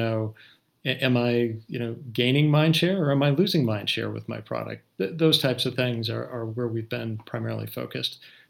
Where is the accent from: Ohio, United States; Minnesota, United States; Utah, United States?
Minnesota, United States; Actually, when I was a little kid, I grew up in Minnesota